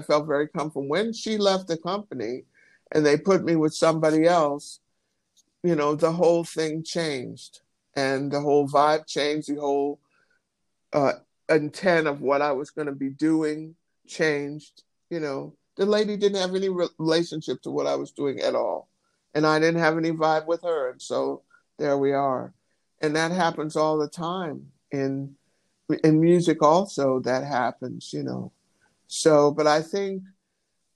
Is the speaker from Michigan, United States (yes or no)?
yes; Michigan, United States; I'm from Michigan